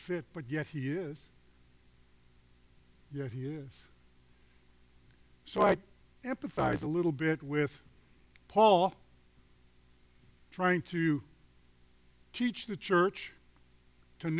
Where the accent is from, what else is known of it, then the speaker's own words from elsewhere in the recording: Chicago, Illinois, United States; I'm from Chicago.